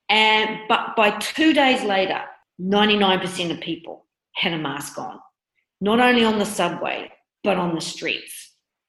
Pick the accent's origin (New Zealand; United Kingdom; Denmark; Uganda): New Zealand; moved away as an adult; now in Shanghai, China; I am from New Zealand. I have been living in Shanghai now for coming up 16 years.